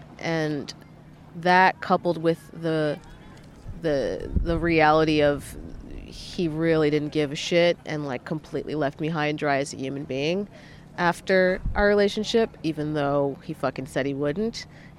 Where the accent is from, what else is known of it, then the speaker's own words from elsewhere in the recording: New York City, New York, United States; Yeah, I'm pretty used to pigeons as a New Yorker.